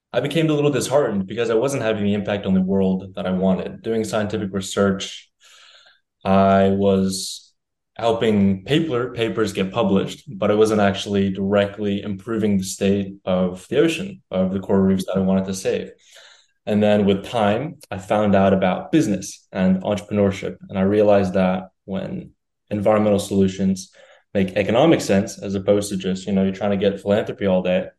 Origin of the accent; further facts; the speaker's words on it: New Delhi, Delhi, India; moved away; also born or lived in Greenwich, Connecticut, United States; I was born in Greenwich, Connecticut, but I was raised in New Delhi, India